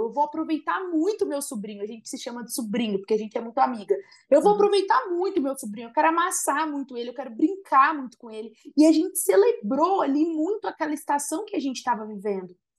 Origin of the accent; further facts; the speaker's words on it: Viradouro, São Paulo, Brazil; moved away; todo final de ano eu volto para minha cidade natal Viradouro